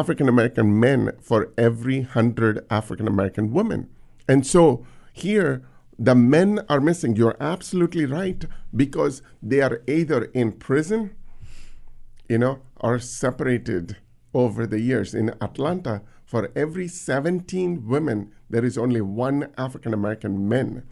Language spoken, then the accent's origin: English; India; now in United States; growing up in India